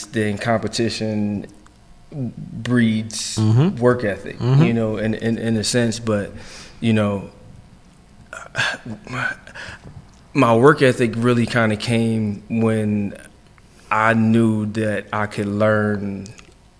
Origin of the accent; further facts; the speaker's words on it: Philadelphia, Pennsylvania, United States; moved away as an adult; also born or lived in Jersey City; now in Washington, DC, United States; I'm from Philly. I'm from Chew Avenue.